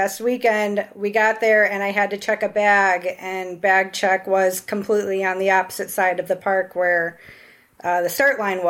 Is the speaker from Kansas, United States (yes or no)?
no; about an hour outside of Chicago, Illinois, United States; I'm from about an hour outside of Chicago. I've lived around this area my whole life.